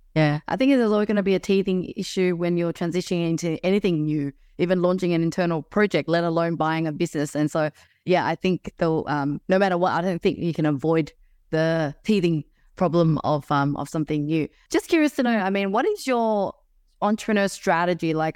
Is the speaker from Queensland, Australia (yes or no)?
no; Melbourne, Victoria, Australia; now in Sydney, Australia; I was originally from Melbourne